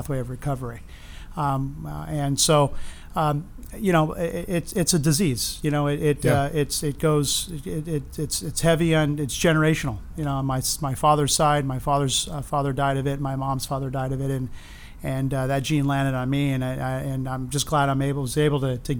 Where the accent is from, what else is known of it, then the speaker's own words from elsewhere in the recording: Los Angeles, California, United States; also born or lived in Arizona; born and raised in East Los Angeles